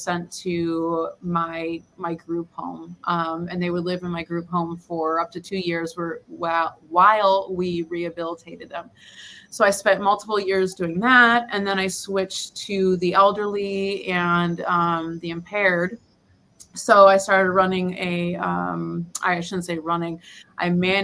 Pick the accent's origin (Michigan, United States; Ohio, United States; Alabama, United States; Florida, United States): Michigan, United States; Detroit; moved away as an adult; also born or lived in Fort Hood, Texas; now in San Juan del Sur, Nicaragua; grew up in Detroit, Michigan